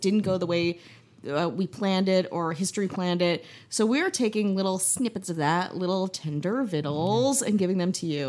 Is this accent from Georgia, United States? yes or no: no; Wisconsin, United States; I'm from Wisconsin